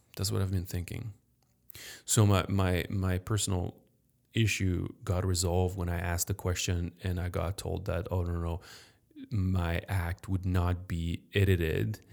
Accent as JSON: {"language": "English", "town": "Paris", "region": "Île-de-France", "country": "France", "tie": "born or raised there", "moved": "yes", "lives_now": "Chicago, United States", "said": "I grew up in Paris"}